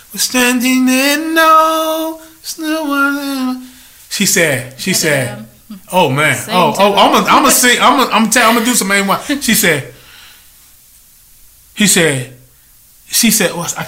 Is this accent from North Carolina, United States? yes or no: yes; North Carolina, United States; I'm growing up in North Carolina.